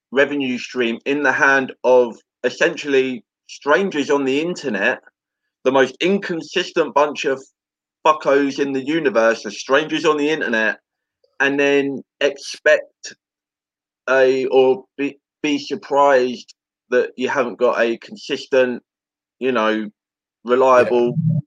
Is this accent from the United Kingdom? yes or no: yes; England, United Kingdom; as an Englishman